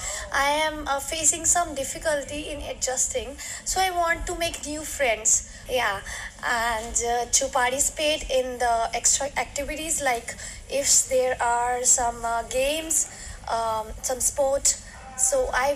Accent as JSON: {"language": "English", "country": "India", "lives_now": "Sault Ste. Marie, Canada", "said": "I'm from India. So here I am in Sault College."}